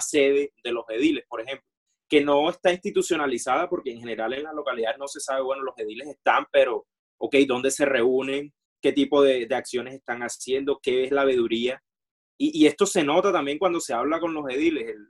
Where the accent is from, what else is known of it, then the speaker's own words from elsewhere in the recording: Barranquilla, Atlántico, Colombia; en el caso de Barranquilla, como barranquilleros